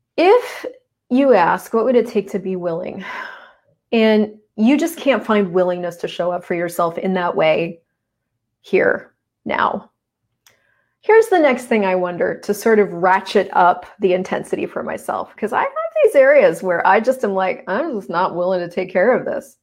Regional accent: United States; moved away as an adult; now in Canada; I'm American. I moved up to Canada.

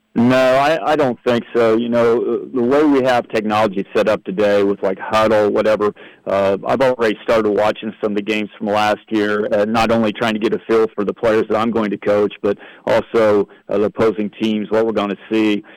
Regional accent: Blackford County, Indiana, United States; moved away as an adult; also born or lived in Jay County, Indiana / Huntington, Indiana; I was from Blackford County

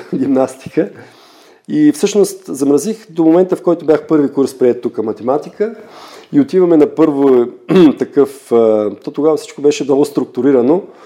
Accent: Gabrovo, Gabrovo Province, Bulgaria; now in Hamburg, Germany; когато бях на 15 години в моя роден град Габрово

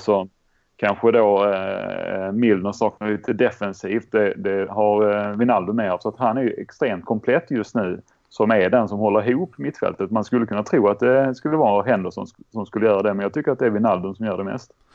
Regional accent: Skåne, Sweden; accent: Scanian (skånska); Jag har redan en grötig skånska

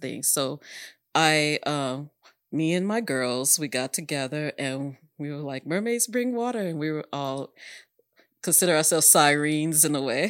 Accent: Dallas, Texas, United States; I grew up in Oak Cliff, obviously, and that's mixed

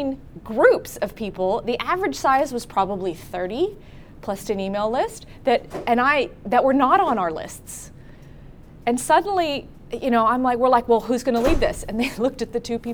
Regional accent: Berkeley, California, United States; I am from Berkeley

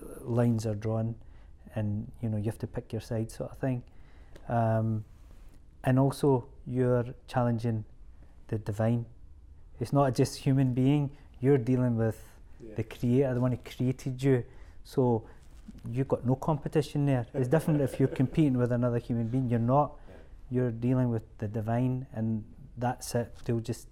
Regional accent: Scotland, United Kingdom; We're Scottish, we're born and bred here

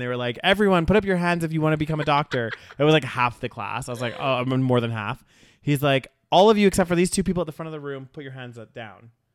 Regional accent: Canada; they knew I was from Canada

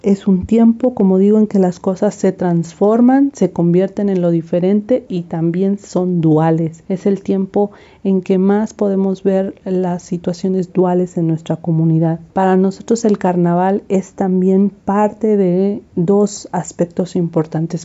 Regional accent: Chontla, Veracruz, Mexico; soy originaria de San Francisco, municipio de Chontla, en la Huasteca Veracruzana

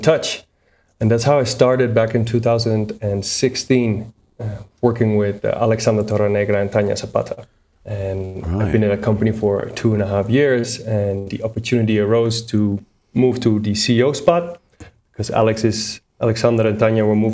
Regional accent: Netherlands; moved away as an adult; also born or lived in United States; now in Bogota, Colombia; I am originally from the Netherlands, as my accent cannot hide. And I currently live in Bogota, Colombia

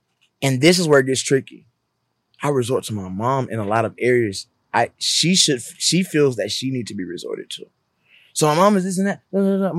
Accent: Mobile, Alabama, United States; moved away as an adult; now in California, United States; We met in Alabama. We're both born and raised in Alabama.

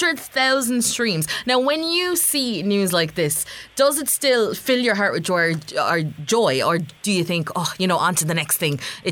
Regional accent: Ireland; also born or lived in Jamaica; I was born in Jamaica myself and grew up in Ireland. So I do consider myself 100% Irish

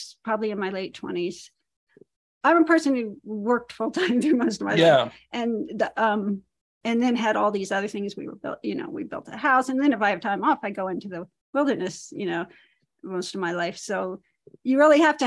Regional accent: Maryland, United States; moved away as an adult; now in Montana, United States; I grew up in Maryland

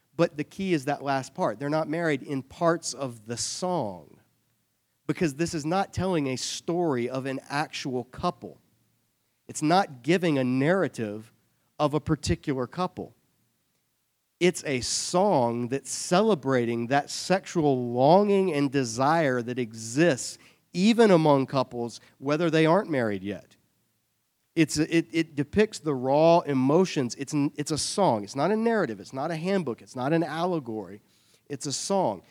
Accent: Savannah, Georgia, United States; I grew up in Savannah, Georgia.

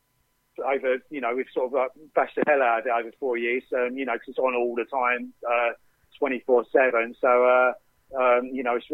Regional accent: Essex, East of England, United Kingdom; also born or lived in London; I'm from Essex

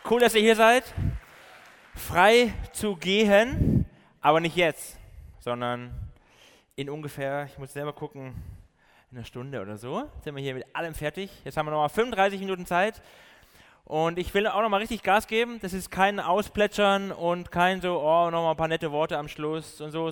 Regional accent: Baden-Württemberg, Germany; accent: Swabian; ich komme so aus dem Süden, bin eigentlich ein Schwabe, aber habe mir das Schwäbisch.

